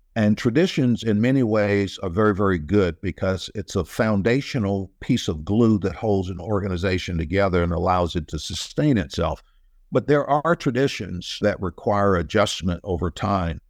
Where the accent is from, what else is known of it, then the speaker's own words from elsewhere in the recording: United States; I was from Surrey, which is like Mayberry R F D from the old Andy Griffith series